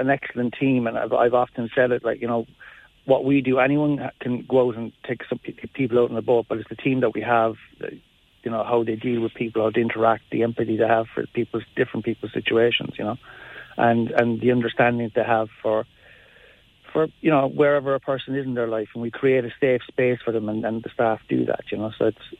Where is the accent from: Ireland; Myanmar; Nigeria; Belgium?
Ireland; Mallow, Munster; I'm from Mallow.